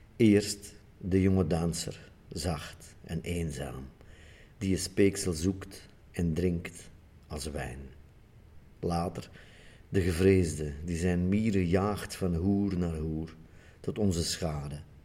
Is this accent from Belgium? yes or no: yes; Sint-Niklaas, Flanders, Belgium; uit mijn geboortestad